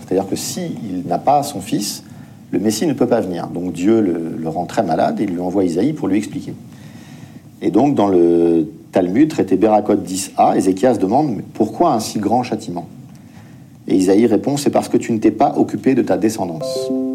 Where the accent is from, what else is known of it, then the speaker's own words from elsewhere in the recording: France; en tant que Français